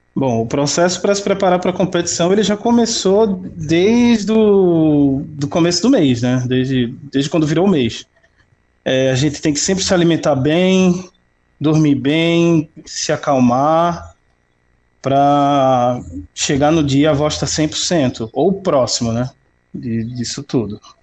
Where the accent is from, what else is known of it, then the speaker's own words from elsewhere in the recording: Recife, Pernambuco, Brazil; Eu nasci no, numa comunidade muito, muito pobre. A comunidade se chama eh, Mangueira, é, o, o bairro da Mangueira, né, que fica na, na zona oeste da, da cidade do Recife